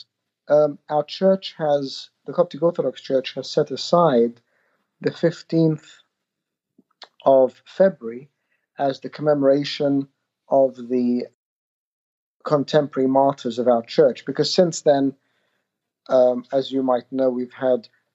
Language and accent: English; Australia; I grew up in Australia